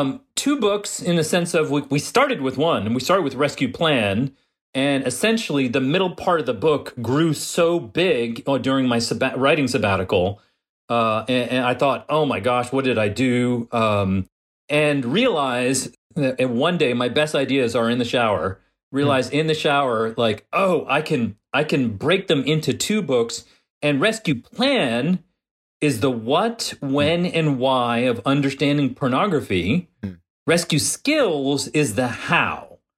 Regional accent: New York, United States; I mean, I grew up in New York, where the Italian restaurant we went to, the Italian grandmother from Italy was the main cook.

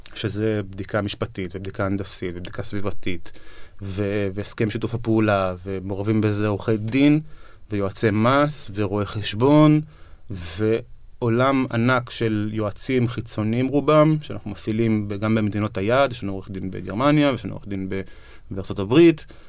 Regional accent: Israel; כי אנחנו ישראלים

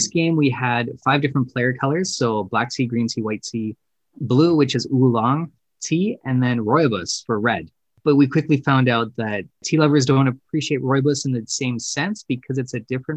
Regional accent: Canada; we are Canadian

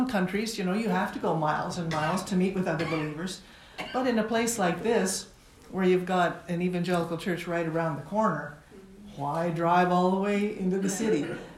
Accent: Toronto, Ontario, Canada; moved away as an adult; also born or lived in India / Nepal; And I grew up in Toronto, in Weston, but all my adult life I've been working in South Asia, coming back from time to time in India and Nepal

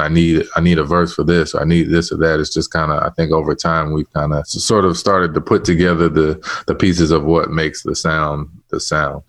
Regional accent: Chicago, Illinois, United States; I'm from Chicago. I'm from a cold place.

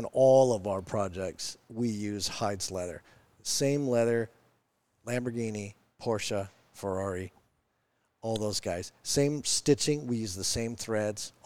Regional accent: Kenmore, Washington, United States; I'm Kenmore

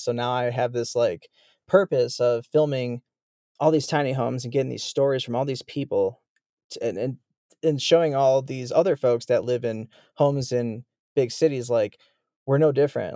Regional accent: Chicago, Illinois, United States; moved away as an adult; I'm from Chicago, Illinois.

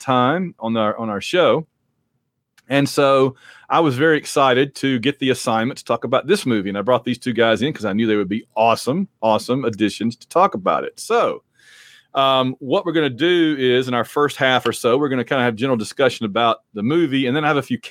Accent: Sylacauga, Alabama, United States; I'm from Sylacauga, just below Birmingham

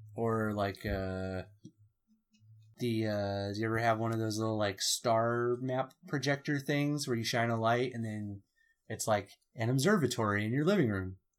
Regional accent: California, United States; We're all from California

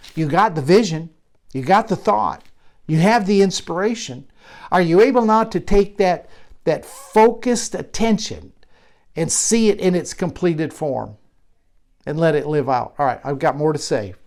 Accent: Michigan, United States; a barn, much like I grew up around in Michigan

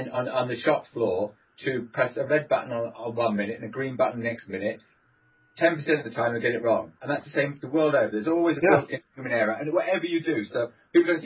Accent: Swansea, Wales, United Kingdom; I'm from Swansea

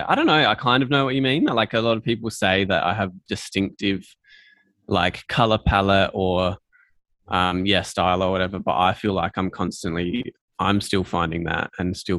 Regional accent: Adelaide, South Australia, Australia; I'm from Adelaide, kind of born and raised and grew up here.

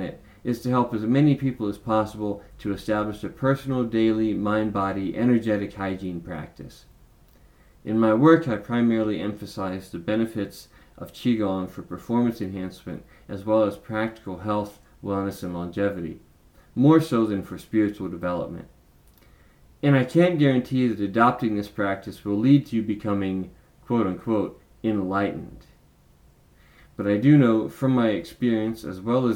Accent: the South, United States

